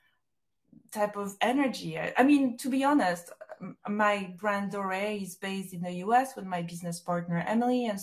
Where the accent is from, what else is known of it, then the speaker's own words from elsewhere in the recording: Corsica, France; moved away as an adult; also born or lived in Paris, France / New York, United States; now in London, United Kingdom; my childhood in Corsica, growing up in France, my move to the US. I think I was there for 12 years or a little more.